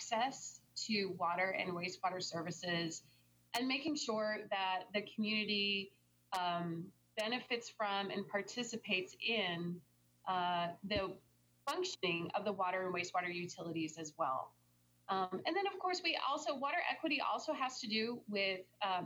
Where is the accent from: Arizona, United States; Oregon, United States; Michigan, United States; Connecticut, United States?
Arizona, United States; Tempe; I'm from here. I'm from Tempe, Arizona